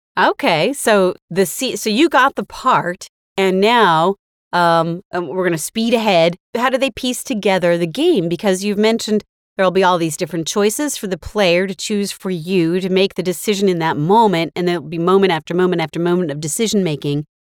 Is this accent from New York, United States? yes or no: no; the Bay Area, California, United States; also born or lived in Marin County; I grew up in the Bay Area